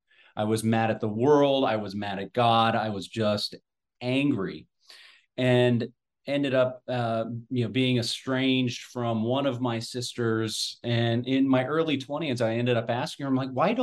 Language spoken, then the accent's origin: English; Southwest Ohio, United States; I'm a Midwestern boy, so I was born and raised in Southwest Ohio.